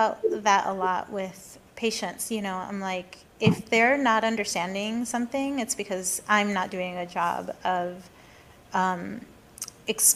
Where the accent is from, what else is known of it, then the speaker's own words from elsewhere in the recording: Mexico City, Mexico; moved away; I grew up in Mexico City